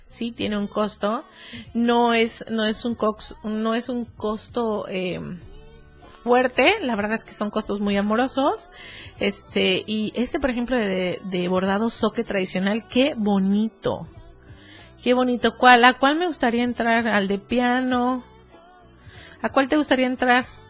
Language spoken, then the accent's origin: Spanish; around Cuernavaca, Morelos, Mexico; moved away; en Cuernavaca, que por ahí es mi pueblo